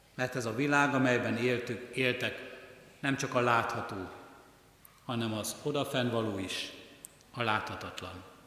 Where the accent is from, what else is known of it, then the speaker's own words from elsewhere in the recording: Hungary; ha nem ide születtünk volna, ha nem Kelet-Európában, ha nem Magyarországon élnénk